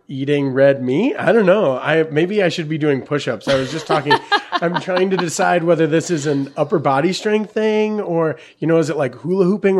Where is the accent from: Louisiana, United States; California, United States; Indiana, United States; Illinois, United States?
Indiana, United States; Pittsboro, Hendricks County area; This community is my home. I grew up in Pittsburgh